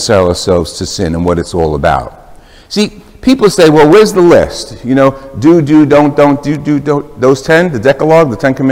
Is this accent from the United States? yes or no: yes; Jersey City, New Jersey, United States; moved away; I'm from Jersey City originally